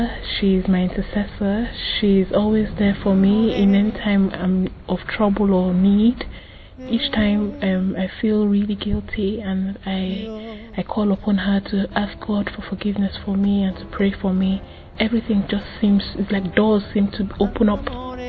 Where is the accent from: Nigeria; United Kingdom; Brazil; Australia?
Nigeria; I'm Nigerian.